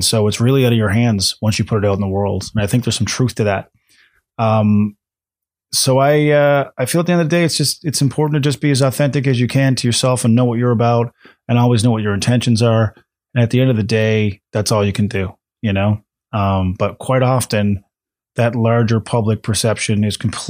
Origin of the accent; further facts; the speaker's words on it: Corner Brook, Newfoundland and Labrador, Canada; Was it in Corner Brook in my hometown